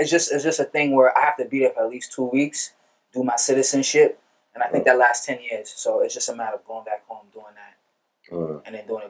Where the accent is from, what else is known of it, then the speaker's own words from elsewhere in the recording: Lagos, Nigeria; Like, my father's from Benin. I'm from Lagos City as well.